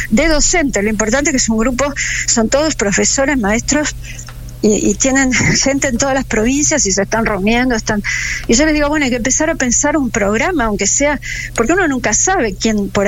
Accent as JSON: {"language": "Spanish", "country": "Argentina", "said": "como argentina"}